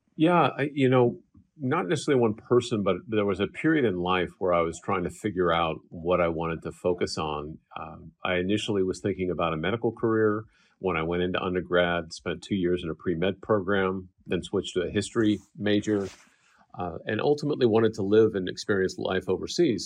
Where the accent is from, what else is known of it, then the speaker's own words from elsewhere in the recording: Bay Area, California, United States; also born or lived in Japan; growing up in the Bay Area